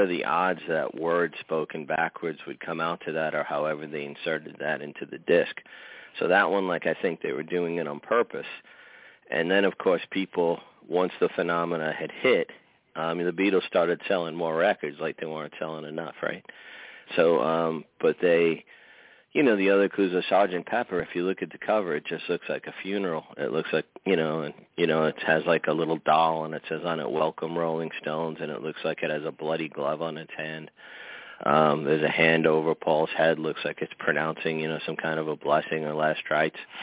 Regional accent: New York City, New York, United States; I come from Queens, New York

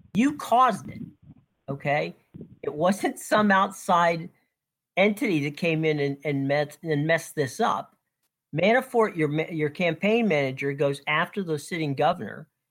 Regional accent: Lutz, Florida, United States; I grew up and lived in Lutz

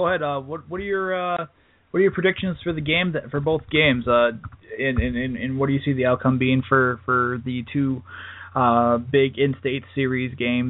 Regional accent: Milwaukee, Wisconsin, United States; I'm from Milwaukee, so I grew up watching the Panthers and Marquette.

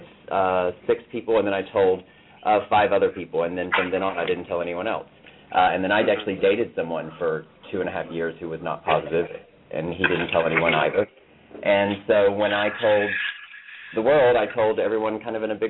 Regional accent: Atlanta, Georgia, United States; accent: twang; also born or lived in Mississippi / Los Angeles; now in New York, United States; I am originally from Atlanta, which you already noted with a twang. I was born in Atlanta, lived in Mississippi, went to L.A. for a bit, and then moved to New York about 6.5 years ago.

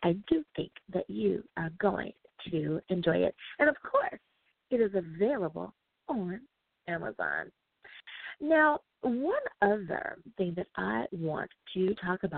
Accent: United States; the good old U.S. of A. Woohoo! My home country

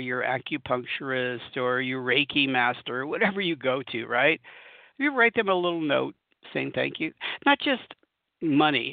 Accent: Southern California, United States; moved away as an adult; now in Colorado, United States; I'm from Southern California. I've spent lots of time in Southern California most of my life

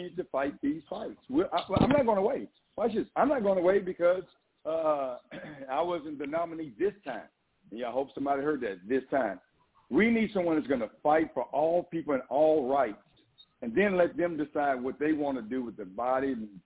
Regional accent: Southeast Texas, United States; I am a Texan. I grew up in East Texas, Southeast Texas, got DNA all over Texas

